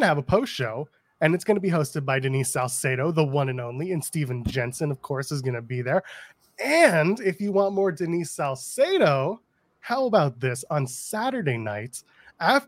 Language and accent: English; Canada; I'm a Canadian